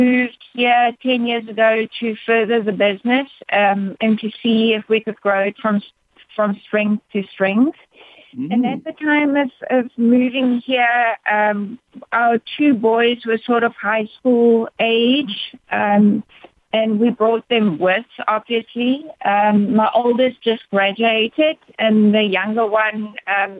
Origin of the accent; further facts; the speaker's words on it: South Africa; moved away as an adult; now in United States; I am proudly South African. But proud to be in the States